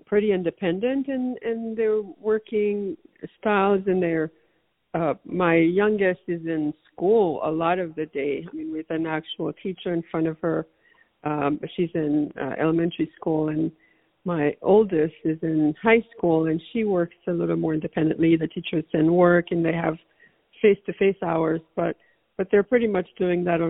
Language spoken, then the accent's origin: English; Haiti; now in United States; I can only speak to the Haitian or Haitian American experience, which I've observed most closely